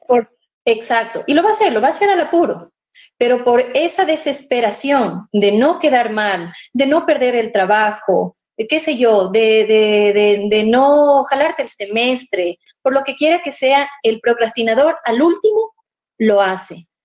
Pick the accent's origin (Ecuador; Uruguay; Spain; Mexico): Ecuador; Ibarra, Imbabura; estoy en mi tierra querida